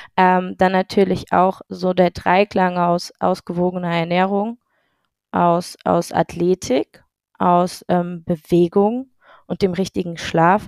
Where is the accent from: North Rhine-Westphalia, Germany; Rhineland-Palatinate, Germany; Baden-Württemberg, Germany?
Baden-Württemberg, Germany; Heidelberg; Ich bin ein Heidelberger Urgewächs ähm, aus der kleinen, aber feinen Akademikerstadt